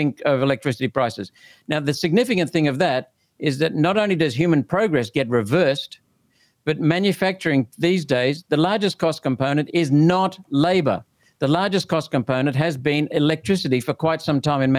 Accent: Kurri Kurri, New South Wales, Australia; also born or lived in India; I was born in India for the first 7 years there. Then we moved to the Hunter Valley. I lived in the bush outside of a town called Curry Curry. I used to cycle to school

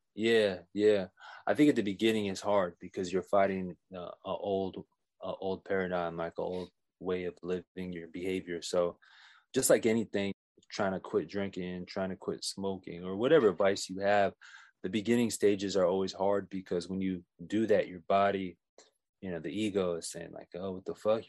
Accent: Oakland / Oxnard, California, United States; now in Daly City, United States; I was born in Oakland, raised here in the Bay, and then, uh, when I was nine, I, I packed up my bags and moved to Oxnard, and then I, I went there, I lived there till I was eighteen

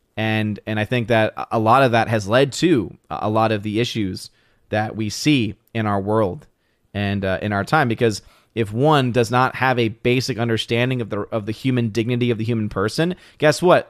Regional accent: New Orleans, Louisiana, United States; moved away; I'm originally from New Orleans

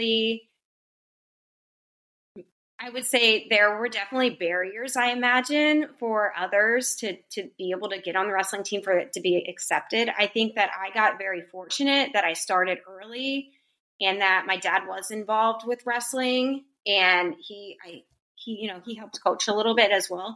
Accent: Pennsylvania, United States; now in Florida, United States; growing up in Pennsylvania, like, wrestling, and specifically in the winter, was the sport to do.

